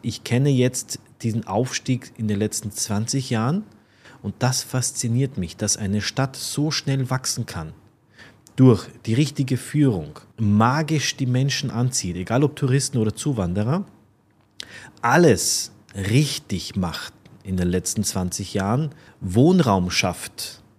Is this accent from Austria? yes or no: yes; Linz, Upper Austria, Austria; moved away as an adult; now in Dubai, United Arab Emirates; da, wo ich herkomme, Linz.